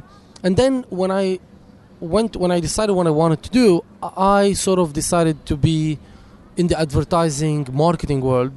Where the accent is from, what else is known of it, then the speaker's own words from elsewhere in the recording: Lebanon; now in Los Angeles, United States; I was born in Lebanon